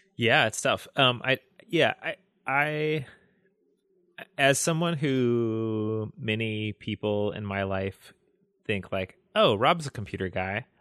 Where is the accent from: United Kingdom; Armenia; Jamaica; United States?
United States; the South; I grew up in the South.